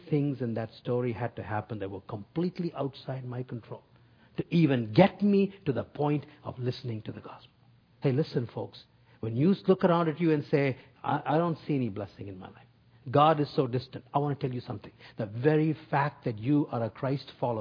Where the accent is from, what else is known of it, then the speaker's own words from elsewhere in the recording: North India, India; I grew up in North India